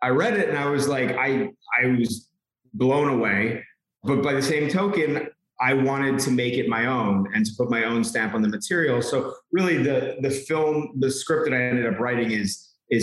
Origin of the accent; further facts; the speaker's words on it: New York, United States; I'm from New York. I'm born and raised here